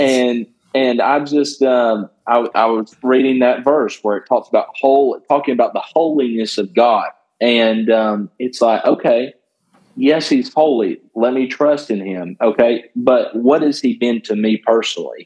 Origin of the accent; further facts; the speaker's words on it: Northwest Georgia, United States; I grew up in Northwest Georgia